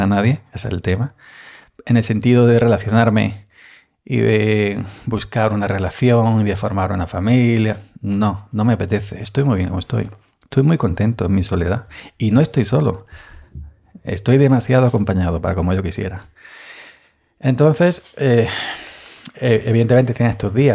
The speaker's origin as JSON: {"language": "Spanish", "region": "Andalusia", "country": "Spain", "said": "Andaluz, soy andaluz"}